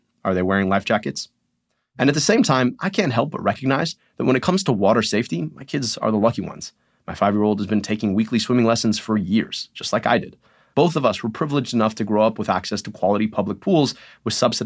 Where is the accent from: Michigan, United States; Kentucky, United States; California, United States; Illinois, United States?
Michigan, United States; I'm from Michigan